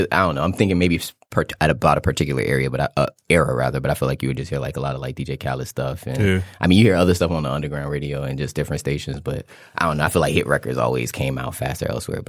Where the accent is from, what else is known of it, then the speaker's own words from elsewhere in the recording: Fort Lauderdale, Florida, United States; I'm from Fort Lauderdale, Florida.